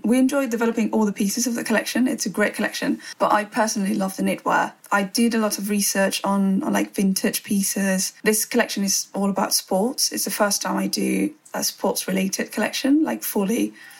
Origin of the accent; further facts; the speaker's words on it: Spain; moved away as an adult; also born or lived in Madrid; now in London, United Kingdom; I used to go to Spain quite a lot. I mean, not to my hometown so often, but yeah, like to Madrid, where I lived for 6 years before coming here to London.